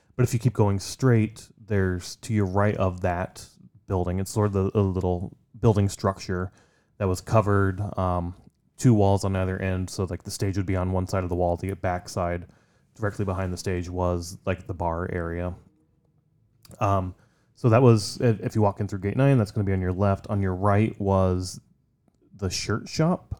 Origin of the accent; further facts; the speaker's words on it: Midwest, United States; growing up in the Midwest